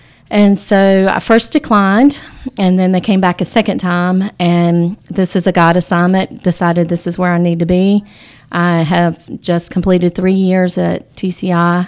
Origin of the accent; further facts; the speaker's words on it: Rocky Mount, North Carolina, United States; I'm from Rocky Mount.